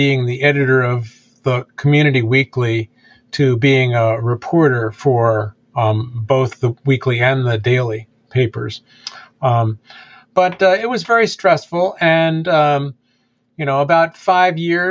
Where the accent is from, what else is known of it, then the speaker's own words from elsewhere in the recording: United States; now in Amherst, United States; I grew up in Washington